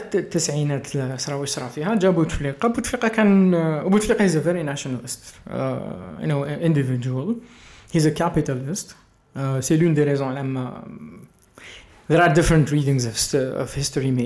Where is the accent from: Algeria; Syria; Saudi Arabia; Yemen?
Algeria; moved away; also born or lived in Germany; انا كبرت في الجزائر